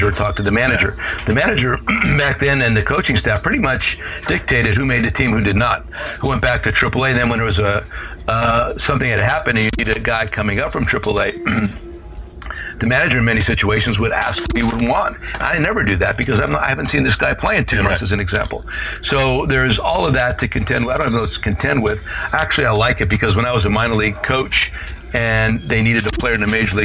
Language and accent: English; Hazleton, Pennsylvania, United States; moved away; Hazleton Integration Project, bringing together the cultures of my hometown, Hispanic and Anglo